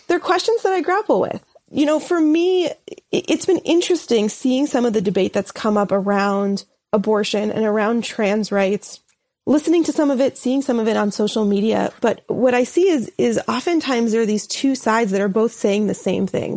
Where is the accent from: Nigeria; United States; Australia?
United States; New York City, New York; moved away as an adult; now in St. Louis, United States; in the community in particular that I was from in Brooklyn.